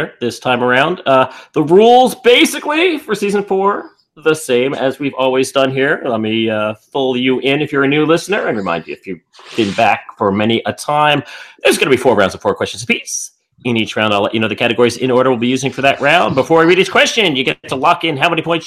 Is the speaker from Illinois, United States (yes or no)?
no; New York, United States; accent: New York; my New York accent